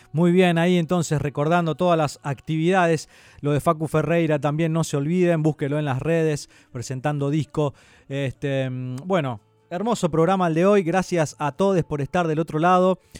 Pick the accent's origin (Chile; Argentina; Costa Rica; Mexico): Argentina; Santo Tomé, Corrientes; moved away; yo por ejemplo que vengo de mi pueblo de Santo Tomé